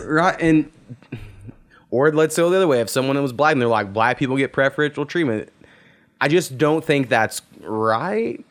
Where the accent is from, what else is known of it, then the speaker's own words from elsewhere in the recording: Oklahoma, United States; we're from the territory in which that happened